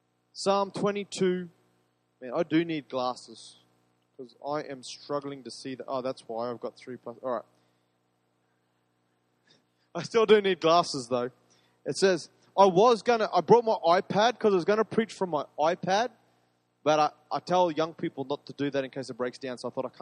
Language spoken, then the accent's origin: English; Queensland, Australia; I love being a Queenslander